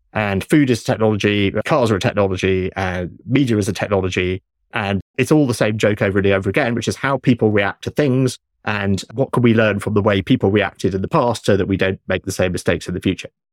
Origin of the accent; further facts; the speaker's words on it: United Kingdom; I grew up in Britain with three T V channels when I was young